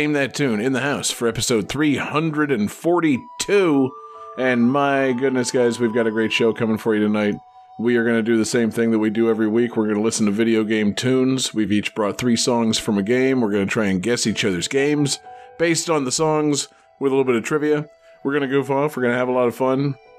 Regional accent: Florida, United States; I'm from Florida.

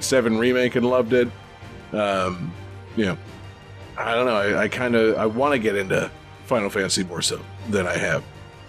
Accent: Florida, United States; yeah, we're all from Florida.

